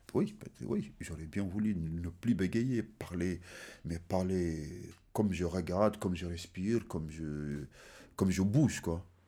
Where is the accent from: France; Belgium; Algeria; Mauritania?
Mauritania; Kaédi; French is a second language; also born or lived in Senegal; je suis né le six douze dix-neuf cent soixante-dix en Mauritanie et précisément dans ma localité qui s'appelle Ka-, Ka-, Ka-, Ka-, Ka-Eddy